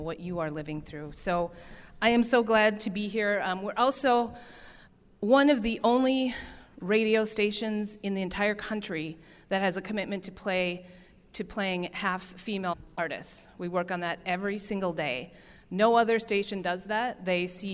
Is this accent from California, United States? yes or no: no; Brainerd, Minnesota, United States; now in Grand Rapids, United States; I live in Grand Rapids, Minnesota. It is a very special place to me. I grew up in Brainerd